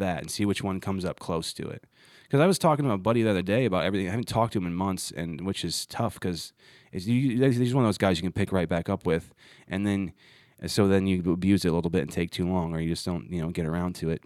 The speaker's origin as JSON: {"language": "English", "region": "Ohio", "country": "United States", "tie": "born or raised there", "said": "growing up in Ohio"}